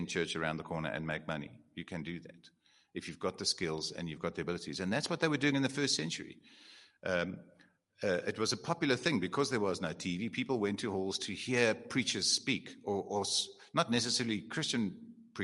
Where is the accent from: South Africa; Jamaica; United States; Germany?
South Africa; Eastern Cape; I'm from the Eastern Cape.